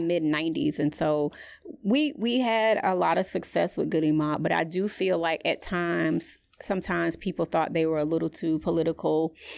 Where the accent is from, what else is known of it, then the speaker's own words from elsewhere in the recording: Atlanta, Georgia, United States; growing up in Atlanta